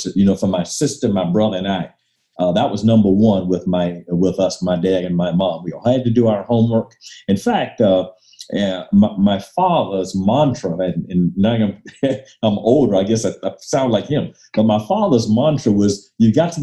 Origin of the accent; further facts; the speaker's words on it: Miami, Florida, United States; also born or lived in Coral Gables, Florida / Tallahassee, Florida; I was born in Miami. Miami, Florida is where my family lived, and actually attended segregated schools up through ninth grade